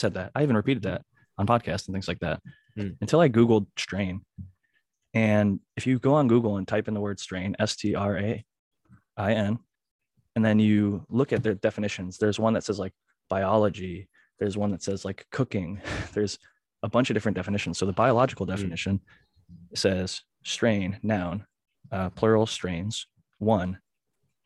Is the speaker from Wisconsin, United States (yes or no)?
no; Ohio, United States; moved away as an adult; now in California, United States; when I was growing up in Ohio